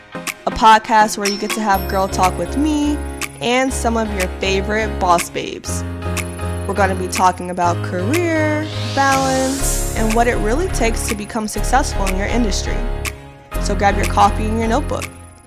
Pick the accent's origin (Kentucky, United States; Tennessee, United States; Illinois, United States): Illinois, United States; Chicago; moved away as an adult; now in New York, United States; So, I'm originally from Chicago.